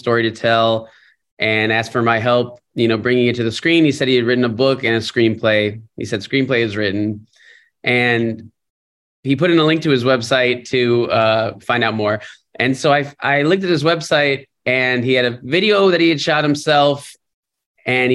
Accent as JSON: {"language": "English", "town": "New York City", "region": "New York", "country": "United States", "tie": "born or raised there", "also_born_or_lived": "Pelham, New York / Mount Vernon, New York", "said": "I was born in the Bronx. I lived there till I was like 14"}